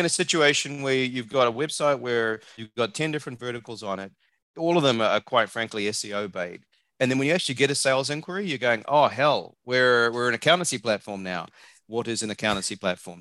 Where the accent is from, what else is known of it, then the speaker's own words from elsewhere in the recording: New Zealand; also born or lived in Australia / Hong Kong / New Jersey; now in Austin, Texas, United States; if you can tell by my accent, I'm not from around here. I'm a New Zealander.